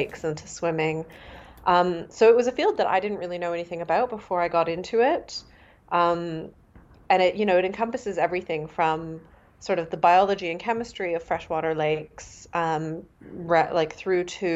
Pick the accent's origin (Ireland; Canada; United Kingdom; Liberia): Canada; first language Mandarin; moved away as an adult; now in Germany; I was born in Canada. So I grew up just with a lot of languages and migrations in my family history